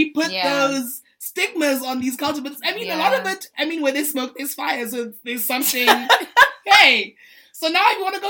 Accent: South Africa; I'm Sotho. You know, so I'm a South African woman first

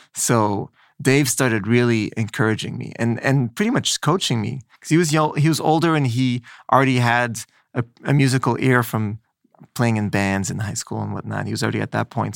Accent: Montreal, Quebec, Canada; moved away as an adult; also born or lived in Los Angeles; now in New York, United States; I grew up in Montreal

